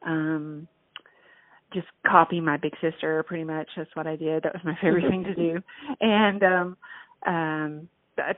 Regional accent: West Texas, United States; born or raised there; moved away as an adult; also born or lived in New Mexico / Abilene, Texas; now in Austin, United States

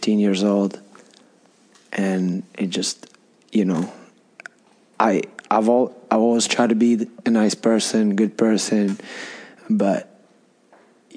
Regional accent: Donetsk, Donetsk Oblast, Ukraine; first language Russian; English is a second language; I was born and raised in Donetsk, Ukraine

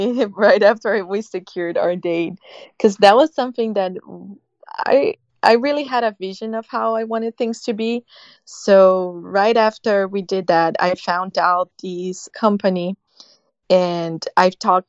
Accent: Brazil; That's a tradition for us, as well as having like, so traditional weddings in Brazil

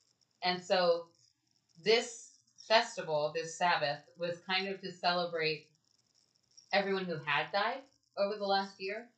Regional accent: Texas, United States; I call it Halloween because I'm from Texas.

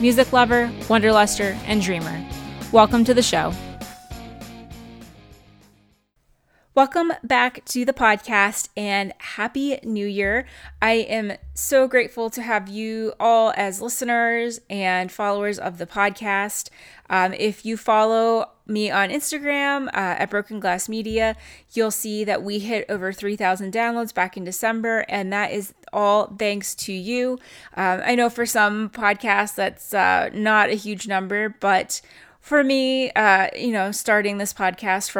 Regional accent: Calgary, Alberta, Canada; also born or lived in Cochrane, Alberta; my hometown of Calgary, Alberta

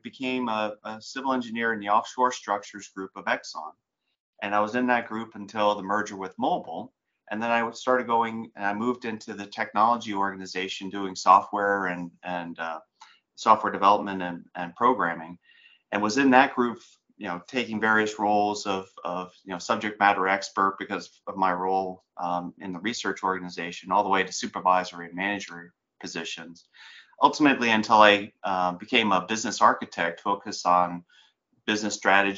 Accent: New Jersey, United States; I grew up in New Jersey in the 70s

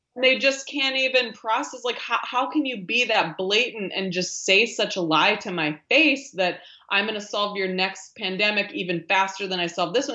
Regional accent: rural Minnesota, United States; now in near New York City, United States; I grew up in Minnesota, rural Minnesota, middle of this country, in a, um, a town of five thousand people

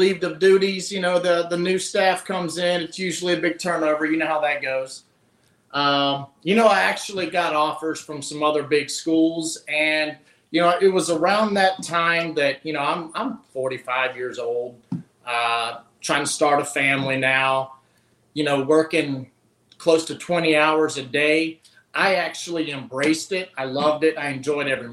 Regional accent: Pulaski County, Virginia, United States; moved away as an adult; now in Grand Rapids, United States; I grew up in the Blue Ridge Mountains, Pulaski County, Virginia

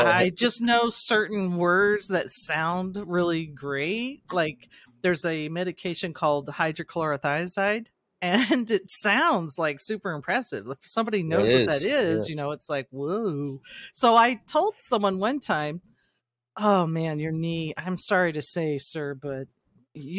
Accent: Shasta, Northern California, United States; I grew up in Shasta

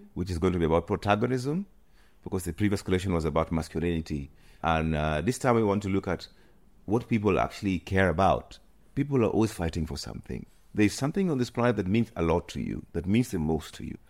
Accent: Kenya; moved away as an adult; also born or lived in Nairobi / United Kingdom; now in Amsterdam, Netherlands; growing up in coast

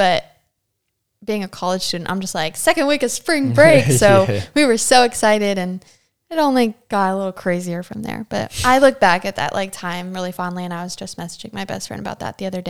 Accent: Chesapeake, Virginia, United States; my hometown, which is, I guess I would consider Chesapeake, Virginia to be like a hometown for me because it's one of the longest places I've ever lived as a military brat.

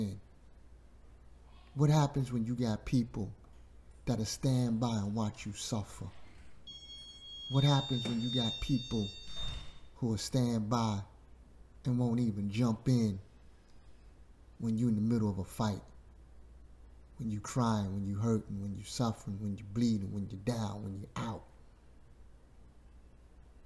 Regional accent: New York City, New York, United States; Growing up in Bushwick, Brooklyn

